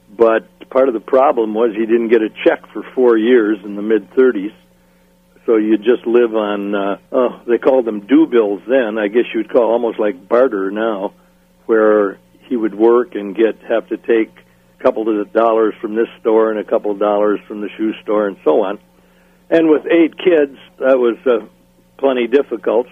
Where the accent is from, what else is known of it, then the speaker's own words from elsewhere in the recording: New London, Wisconsin, United States; moved away; also born or lived in Waupaca, Wisconsin; I grew up in Wisconsin. First five years in New London, in Waupaca, Wisconsin. Then we moved to New London, Wisconsin, where I went from kindergarten all the way through graduation in high school